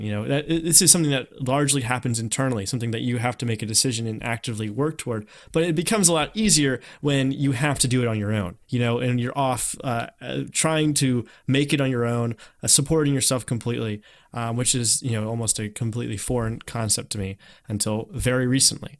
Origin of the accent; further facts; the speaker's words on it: North Carolina, United States; moved away; people saw me as someone from North Carolina